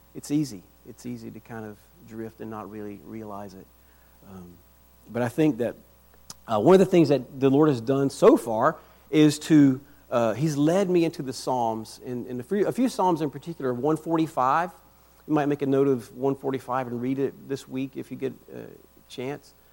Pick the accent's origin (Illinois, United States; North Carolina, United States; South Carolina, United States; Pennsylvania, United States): South Carolina, United States; Rock Hill; moved away as an adult; also born or lived in Northern Virginia; now in Lynchburg, United States; We were originally from South Carolina. I'm from Rock Hill.